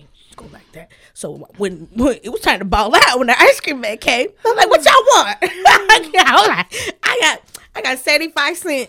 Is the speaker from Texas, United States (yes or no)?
no; California, United States; moved away; also born or lived in the South; I grew up in the West Coast